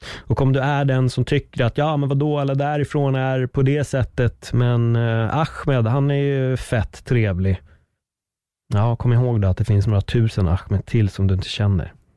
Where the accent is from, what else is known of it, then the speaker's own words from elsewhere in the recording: Sweden; Att jag föddes i Sverige med en spansk pappa